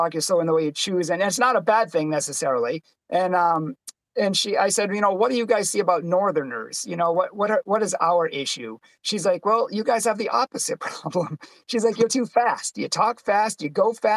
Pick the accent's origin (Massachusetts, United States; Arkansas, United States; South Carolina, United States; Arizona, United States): Massachusetts, United States; Boston; I'm from Boston